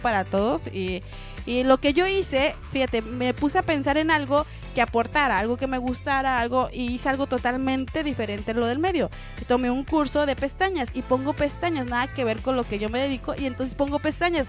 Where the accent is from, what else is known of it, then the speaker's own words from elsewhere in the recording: Mexico; como buenos mexicanos